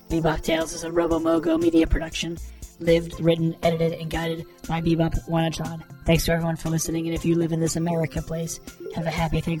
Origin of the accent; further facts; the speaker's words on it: Chicago, Illinois, United States; I'm I am eight years old. I am from Chicago.